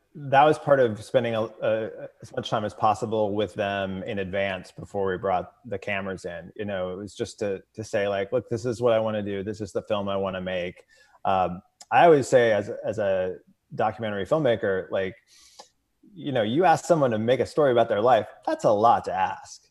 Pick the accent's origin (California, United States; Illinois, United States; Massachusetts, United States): Illinois, United States; Edwardsville; I grew up in Edwardsville, Illinois, which is small Main Street, U S A town, uh, just outside of Saint Louis